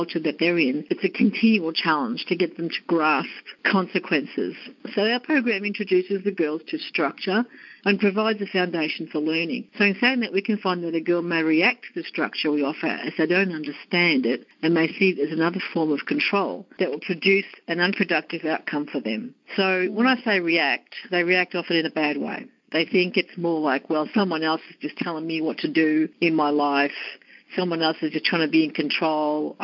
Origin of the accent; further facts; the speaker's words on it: Australia; accent: Australian; moved away as an adult; now in United States; As you may tell from my accent, I'm from Australia, and I've come to the US for a change of life